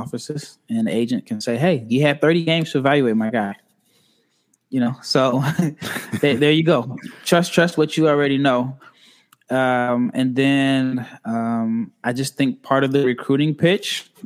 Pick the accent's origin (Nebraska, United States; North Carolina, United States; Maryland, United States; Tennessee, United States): Nebraska, United States; I'm from Nebraska, so born and raised